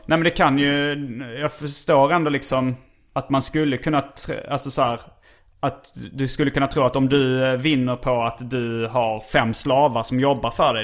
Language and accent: Swedish; Hjärup, Skåne, Sweden; jag kom från Hjärup